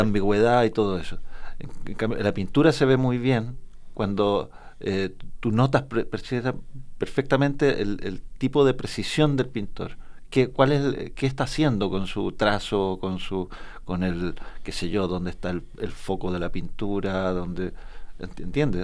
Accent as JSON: {"language": "Spanish", "town": "Temuco", "region": "Araucanía", "country": "Chile", "tie": "born or raised there", "said": "nunca salí del, del, horroroso Temuco ni del habla de mi colegio"}